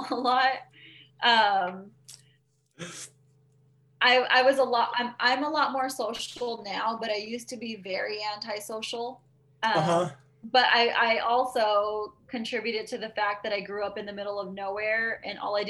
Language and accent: English; Bakersfield, California, United States; also born or lived in Arvin, California / Lamont, California; I'm from Bakersfield, but I grew up on the outskirts of Irvine because my parents have some property out there